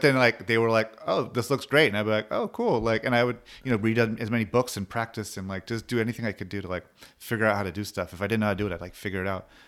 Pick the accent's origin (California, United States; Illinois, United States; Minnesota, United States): California, United States; Long Beach; growing up in Long Beach